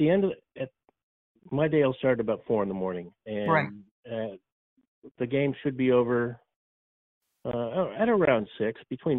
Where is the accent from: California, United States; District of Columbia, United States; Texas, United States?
California, United States; Southern; I grew up in Southern California.